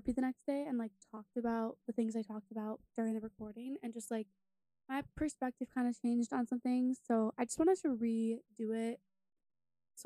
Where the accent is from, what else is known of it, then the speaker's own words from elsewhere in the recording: New York, United States; I'm from New York